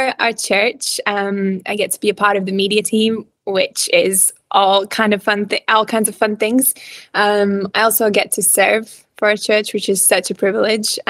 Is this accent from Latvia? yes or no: yes; Riga, Latvia; English is a second language; moved away as an adult; also born or lived in Cardiff, Wales; So I'm actually originally from Latvia. You probably noticed that my accent is a little bit weird. So I'm from Latvia